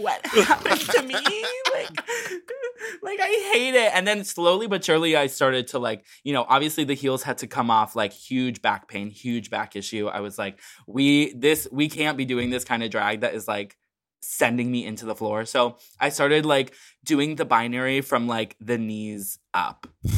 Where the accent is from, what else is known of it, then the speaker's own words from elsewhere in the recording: Chicago, Illinois, United States; from Chicago